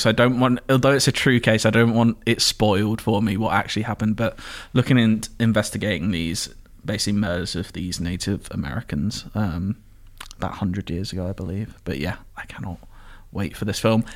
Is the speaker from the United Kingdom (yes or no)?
yes; Enfield, London, United Kingdom; also born or lived in Edmonton, London; my hometown, mm-hmm. Enfield in North London